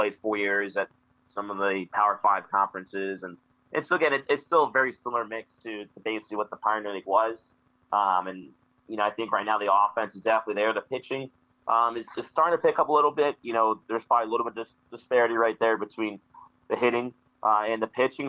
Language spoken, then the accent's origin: English; Northeast, United States; moved away as an adult; also born or lived in Cape Cod, Massachusetts; now in Billings, United States; I'm from the Northeast and the East Coast area.